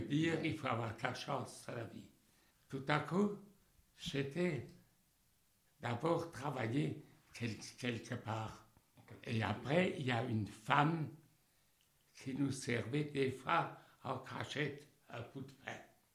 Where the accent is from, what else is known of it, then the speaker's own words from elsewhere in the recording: Rosheim, Grand Est, France; je suis, d'Alsace